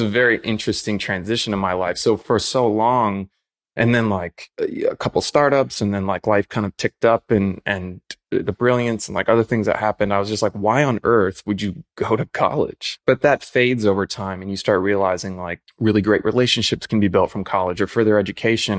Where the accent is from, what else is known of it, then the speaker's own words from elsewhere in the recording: Chicago, Illinois, United States; moved away as an adult; also born or lived in Grand Rapids, Michigan; I was born in East Hazelcrest, lived all over, like, Chicago Heights, Park Forest, and Homewood